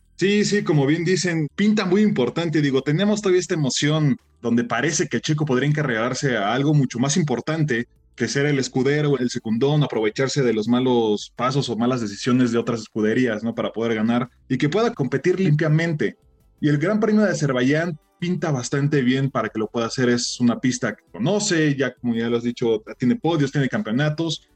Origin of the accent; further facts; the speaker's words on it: Mexico; como mexicanos